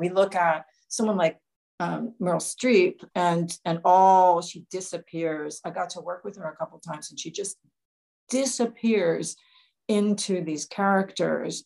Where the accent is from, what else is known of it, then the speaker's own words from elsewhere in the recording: New York, United States; I was born in New York, but my heart is in Nashville.